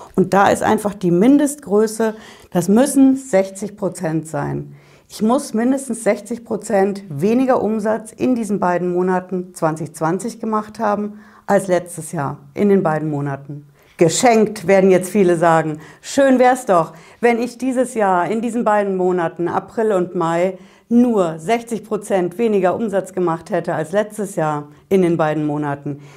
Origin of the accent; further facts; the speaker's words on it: Hesse, Germany; Bei uns in Hessen